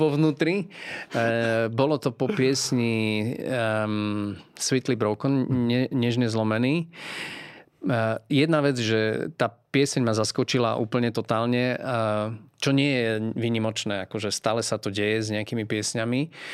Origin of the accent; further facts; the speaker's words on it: Podolínec, Prešov Region, Slovakia; ja som vyrástol vlastne v Podolinci. Eh, je to malé mestečko